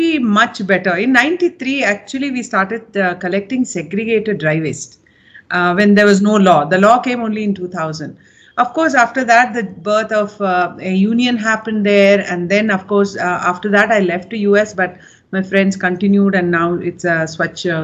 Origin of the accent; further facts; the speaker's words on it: Bangalore, Karnataka, India; moved away as an adult; also born or lived in Pune; I came back to Bangalore, which is my hometown